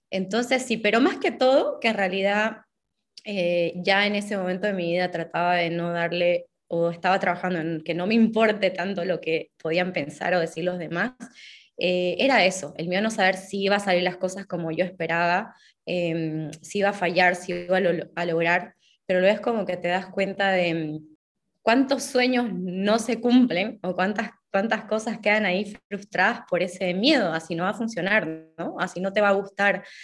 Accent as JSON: {"language": "Spanish", "town": "Santa Cruz de la Sierra", "region": "Santa Cruz", "country": "Bolivia", "tie": "born or raised there", "moved": "as an adult", "said": "soy una escritora boliviana, nací y viví prácticamente toda mi vida en Santa Cruz hasta que em, en marzo de 2018 empecé un viaje sin pasaje de vuelta"}